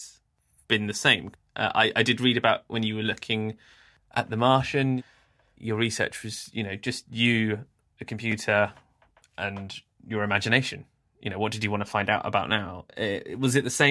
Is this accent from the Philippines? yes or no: no; England, United Kingdom; as an English person